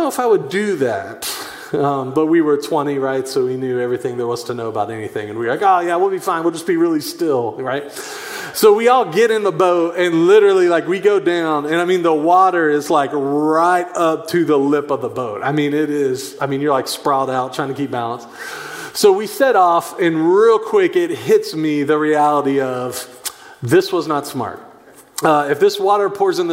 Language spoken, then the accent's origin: English; Chattanooga, Tennessee, United States; I grew up in Chattanooga, Tennessee